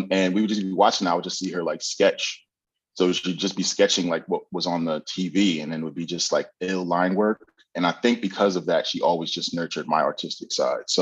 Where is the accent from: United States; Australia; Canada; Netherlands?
United States; Bloomfield, New Jersey; also born or lived in Hartford, Connecticut / East Orange; I was born in Hartford, Connecticut. Um, mm. I lived there for a couple years, but then I moved to Jersey. Um, lived in East Orange for a little bit, and then we moved to Bloomfield, New Jersey.